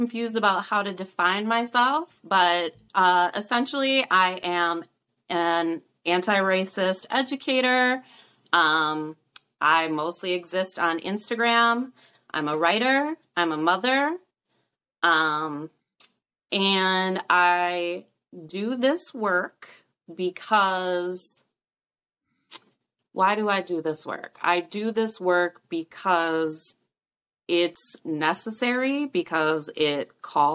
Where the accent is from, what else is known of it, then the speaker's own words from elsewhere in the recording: St. Paul, Minnesota, United States; now in rural Midwest, United States; St. Paul is my hometown